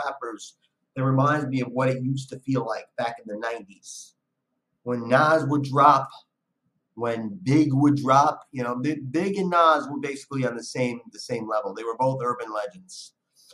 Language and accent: English; New York City, New York, United States; also born or lived in Brooklyn, New York; I was born and raised on the Lower East Side. Spent much of my adult life in Brooklyn. So I also claim Brooklyn.